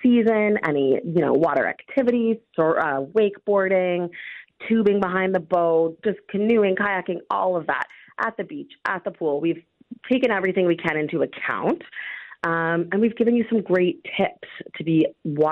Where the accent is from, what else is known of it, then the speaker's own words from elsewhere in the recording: Georgian Bay, Ontario, Canada; my family, we grew up on Georgian Bay, and I mean, we were on the lake.